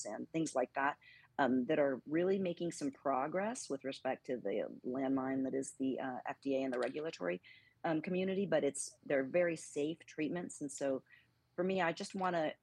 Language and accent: English; Northern California, United States; now in Texas, United States; I grew up in Northern California on an army base just north of San Francisco